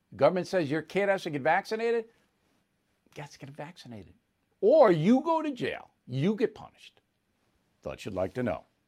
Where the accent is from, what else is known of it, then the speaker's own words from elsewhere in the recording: United States; as an American